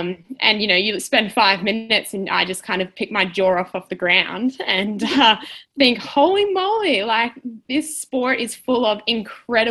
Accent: Melbourne, Victoria, Australia; also born or lived in Diamond Creek, Victoria; I'm from Melbourne, Australia

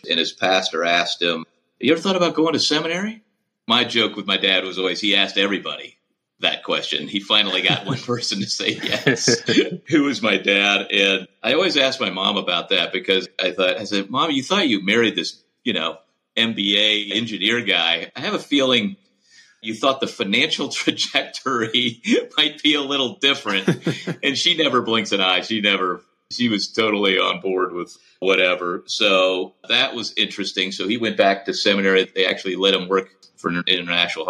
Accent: St. Louis, Missouri, United States; I grew up mostly in St. Louis

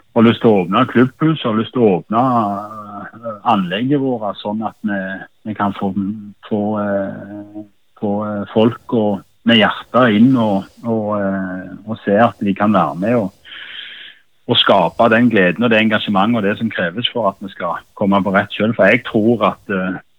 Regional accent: Sola, Rogaland, Norway; moved away; Sola klubben i mitt hjerte der jeg vokste opp som håndballspiller i den hallen

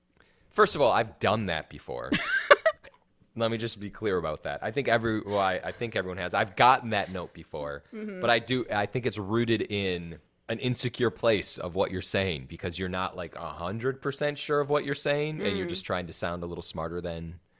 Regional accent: Wisconsin, United States; And the reason I feel this way is because I'm from Wisconsin. And I know what it's like growing up in a small town.

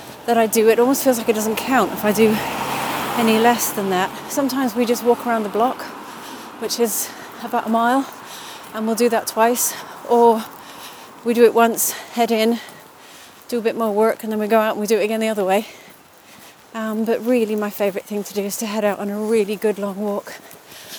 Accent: Trinidad & Tobago; moved away; I actually grew up in the Caribbean. I grew up in Trinidad and Tobago in the Caribbean.

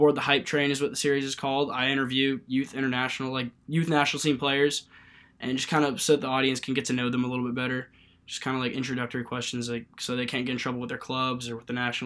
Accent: Charleston, South Carolina, United States; I'm from Charleston, South Carolina

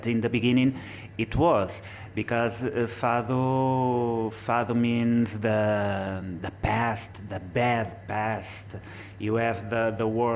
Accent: Coimbra, Centro, Portugal; English is a second language; I am come from Coimbra

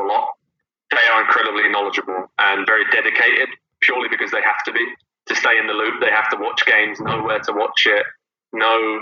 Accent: Southampton, South East England, United Kingdom; moved away as an adult; also born or lived in United States; spending so much time in the US, but also growing up in Southampton

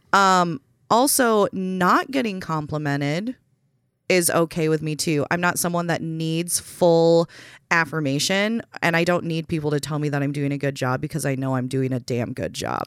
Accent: Waconia, Minnesota, United States; also born or lived in Salinas, California / Rochester, Minnesota; moved to Waconia, and that's where I did the majority of my growing up.

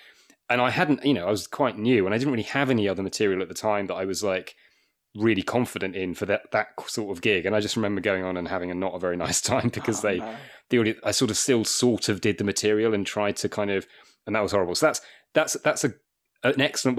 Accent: Wakefield, Yorkshire and the Humber, United Kingdom; And I'm actually from Wakefield, so not that far from Sheffield. Okay. Although I don't sound like it, but I am.

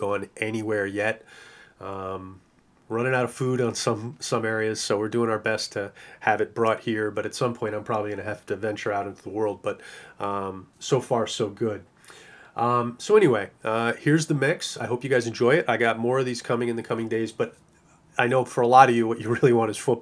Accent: New York City, New York, United States; I am a New Yorker

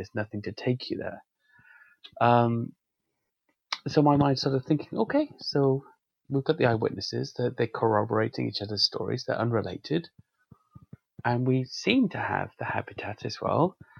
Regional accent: Wales, United Kingdom; I've spent some time in a lot of rural areas in Wales, and I grew up in Wales, you really see

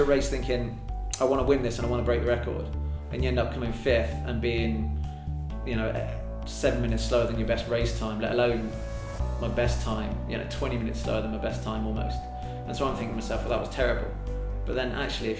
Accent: Devon, South West England, United Kingdom; moved away as an adult; also born or lived in Yorkshire; now in Northern Ireland, United Kingdom; I was born in Yorkshire, actually. Brought up in Devon.

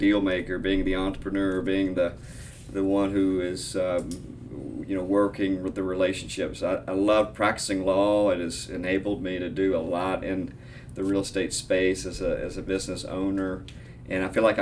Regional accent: Frankfort, Kentucky, United States; also born or lived in Lexington, Virginia; now in Louisville, United States; I was born and raised in Frankfort, Kentucky

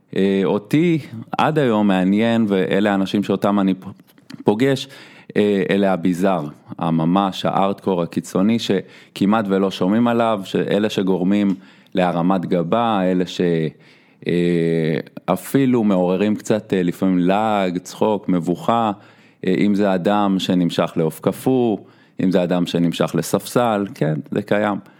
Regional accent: Petah Tikva, Central District, Israel; אני מגיע מפתח תקווה

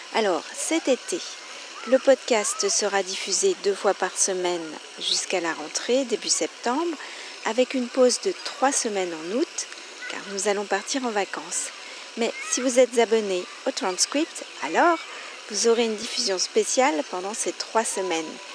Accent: France; je suis française

